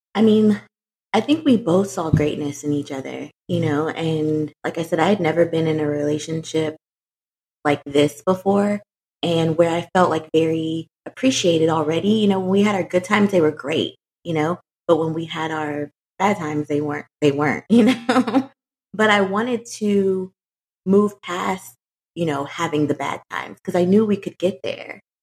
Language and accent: English; Houston, Texas, United States; moved away as an adult; now in Dallas, United States; originally, I am from Houston, Texas. Um, I moved to Dallas like 2006, so I've been in Dallas for a minute